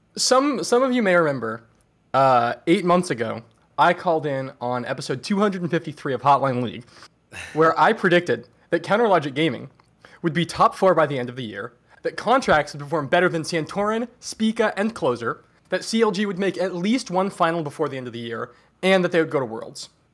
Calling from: Seattle, Washington, United States; I'm calling from Seattle, Washington

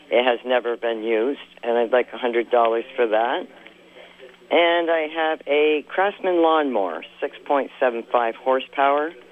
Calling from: Shelburne, Vermont, United States; I'm calling from Shelburne, Vermont.

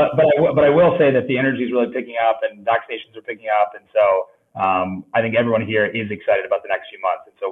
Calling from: New York, United States; I am joining from New York, which has been an interesting place to be the last few months

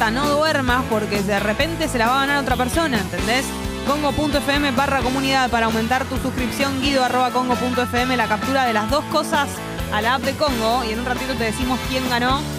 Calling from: Caballito, Buenos Aires, Argentina; de Caballito.

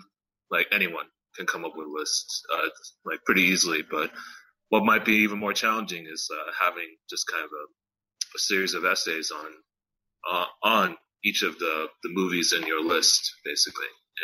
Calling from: California, United States; I'm calling from California in my new house.

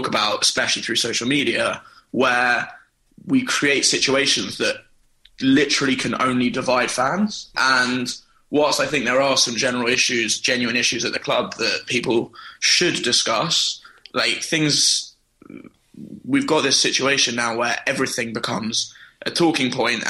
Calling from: New York, United States; I'm calling from New York.

